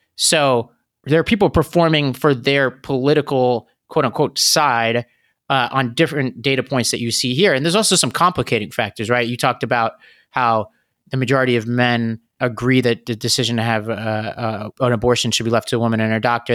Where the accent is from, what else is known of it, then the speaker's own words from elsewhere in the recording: New York, United States; my home state of New York